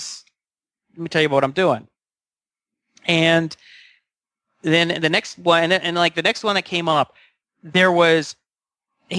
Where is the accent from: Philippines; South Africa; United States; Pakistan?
United States; Atlanta, Georgia; moved away as an adult; also born or lived in Chicago; now in Pasadena, United States; I'm from Atlanta, Georgia